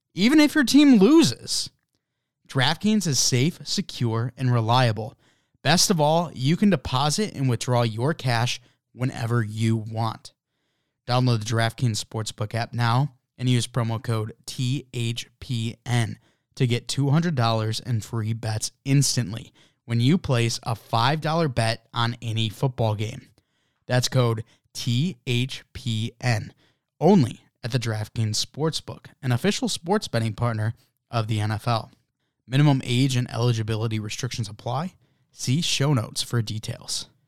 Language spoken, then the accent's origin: English; United States; as an American